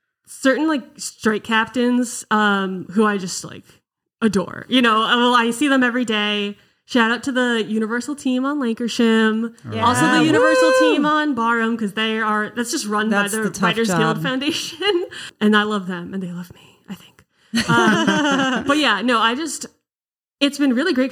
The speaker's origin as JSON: {"language": "English", "area": "just outside of Boston", "region": "Massachusetts", "country": "United States", "moved": "yes", "lives_now": "Los Angeles, United States", "said": "I'm from Massachusetts, just outside of Boston"}